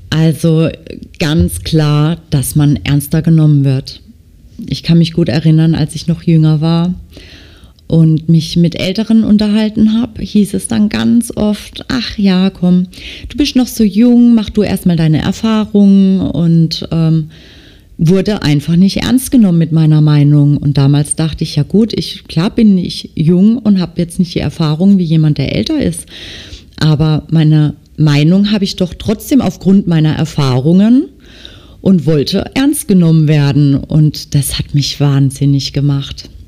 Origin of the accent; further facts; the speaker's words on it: Baden-Württemberg, Germany; accent: Baden dialect; ich stehe zu meinem Dialekt. Ich denke, dass man mich auch gut versteht. Also das kann schon sein, dass mir zwischendurch dann auch mal was typisch Badisches rausrutscht.